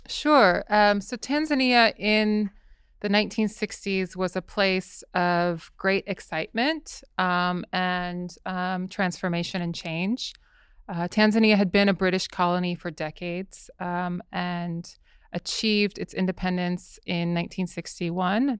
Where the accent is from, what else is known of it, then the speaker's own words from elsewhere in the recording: Southern California, United States; I grew up in Southern California